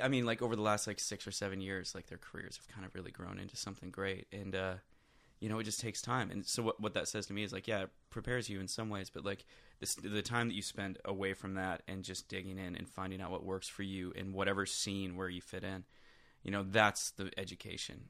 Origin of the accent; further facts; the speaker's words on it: Flint, Michigan, United States; moved away; also born or lived in Swartz Creek, Michigan / Nashville; I grew up in Flint, Michigan, mm-hmm. um, just outside of Flint, actually. Swartz Creek, Michigan is where I, am technically from